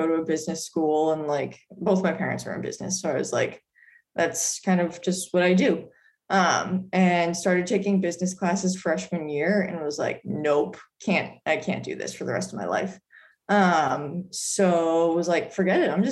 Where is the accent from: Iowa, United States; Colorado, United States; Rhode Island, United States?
Rhode Island, United States; Smithfield; moved away as an adult; also born or lived in Boston; I am from Rhode Island. I grew up in Smithfield, Rhode Island.